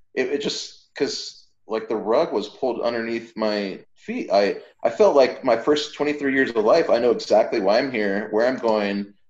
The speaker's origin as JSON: {"language": "English", "town": "San Diego", "region": "California", "country": "United States", "tie": "born or raised there", "said": "I was raised in San Diego"}